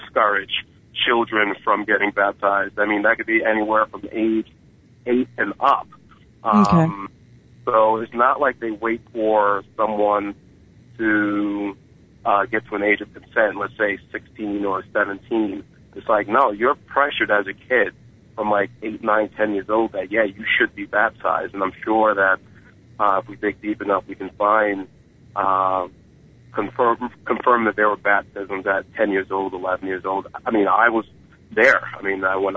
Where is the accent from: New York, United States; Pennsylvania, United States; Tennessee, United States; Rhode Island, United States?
New York, United States; New York City; I was born in 1974 in Brooklyn, New York.